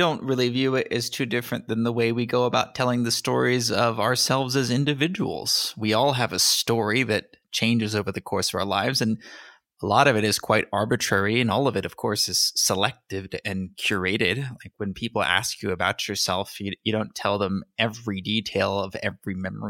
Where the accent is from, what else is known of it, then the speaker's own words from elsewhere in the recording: California, United States; born there; I was born in California.